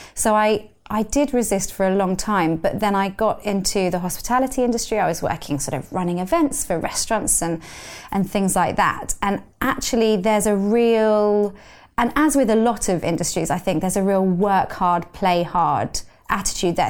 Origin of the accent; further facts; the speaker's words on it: London, United Kingdom; I grew up in London